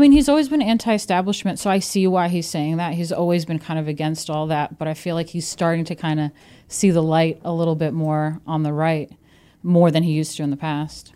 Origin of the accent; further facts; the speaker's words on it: New York, United States; now in Brooklyn, United States; I'm from New York